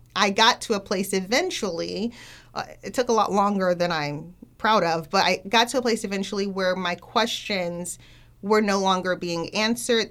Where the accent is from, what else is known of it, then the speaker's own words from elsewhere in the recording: Miami, Florida, United States; I grew up in the Black Baptist Church, um, from Miami